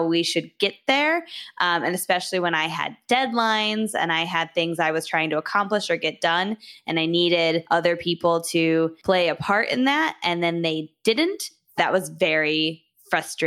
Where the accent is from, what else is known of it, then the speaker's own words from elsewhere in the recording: Michigan, United States; I'm from Michigan. I went to college here.